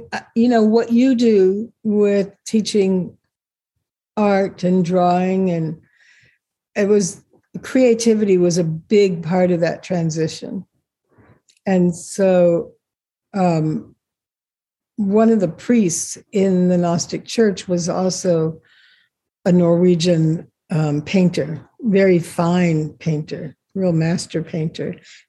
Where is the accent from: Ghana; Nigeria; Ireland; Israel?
Israel; born there; You know, I was born in Israel.